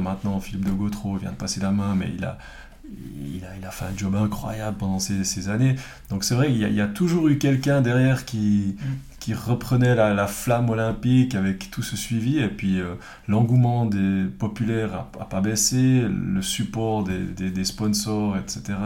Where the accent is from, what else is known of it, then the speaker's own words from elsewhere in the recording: Fribourg, Switzerland; also born or lived in Villeurbanne; je viens de Fribourg, mes parents qui sont les deux euh, originaires de, Prague